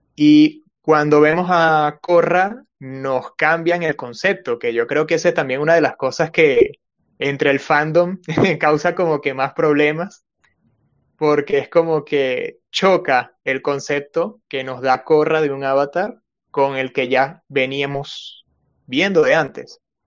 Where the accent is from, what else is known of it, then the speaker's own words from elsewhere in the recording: Venezuela; now in Peru; soy venezolano, pero vivo en Perú.